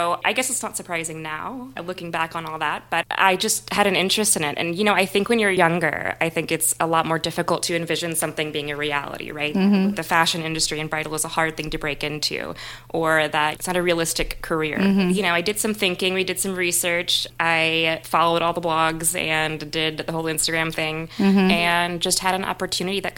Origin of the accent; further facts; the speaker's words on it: Lafayette, Louisiana, United States; also born or lived in Iran (family); I was born in Lafayette